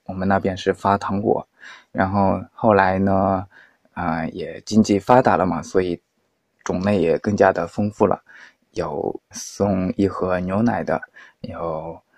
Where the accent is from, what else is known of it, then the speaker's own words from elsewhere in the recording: Hunan, China; 我们湖南那边 的习俗，应该是这样的。大年三十晚上要吃猪蹄